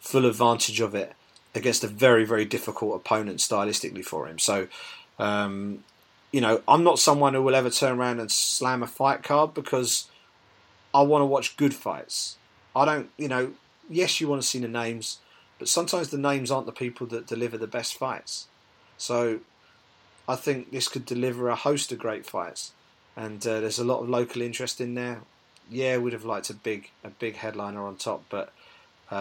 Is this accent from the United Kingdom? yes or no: yes; United Kingdom; as British MMA fans